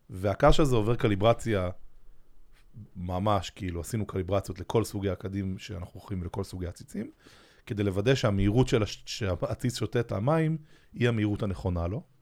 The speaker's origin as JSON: {"language": "Hebrew", "country": "Israel", "said": "פרסום בטלוויזיה זה משהו שאנחנו כישראלים קצת אה, בבליינד ספוט עליו."}